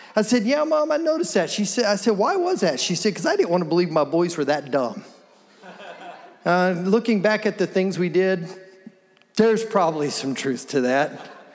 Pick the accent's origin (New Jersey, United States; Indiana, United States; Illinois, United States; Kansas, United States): Kansas, United States; Wichita; I was born here in Wichita, born here, raised here. I've grown up here.